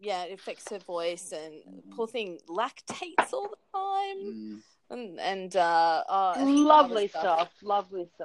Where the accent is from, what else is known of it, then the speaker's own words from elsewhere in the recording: Brisbane, Queensland, Australia; I'm in Queensland, where my darling daddy did procreate with lovely mummy and make me, and I was born in the Royal Brisbane Hospital.